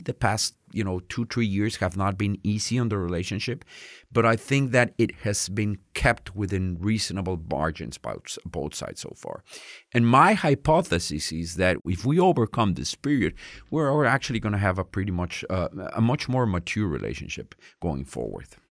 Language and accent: English; Mexico City, Mexico; moved away as an adult; also born or lived in United States / France; I was born in Mexico City, spent most of my life in Mexico City